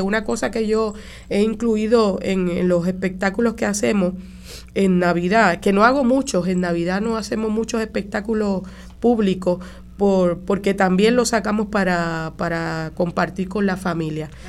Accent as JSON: {"language": "Spanish", "town": "Caguas", "country": "Puerto Rico", "said": "yo soy del barrio de San Salvador de Cagua"}